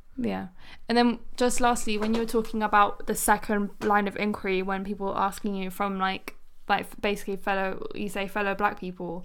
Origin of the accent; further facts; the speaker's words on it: London, United Kingdom; born in London.